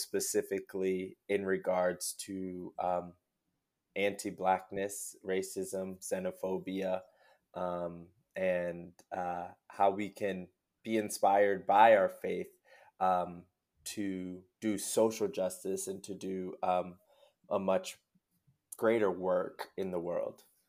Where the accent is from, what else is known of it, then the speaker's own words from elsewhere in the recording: Lawrence, New Jersey, United States; moved away as an adult; also born or lived in New York / Miami; now in Chicago, United States; I was born in New Jersey, um, in Lawrence, New Jersey, where I grew up, uh, did K through twelve there.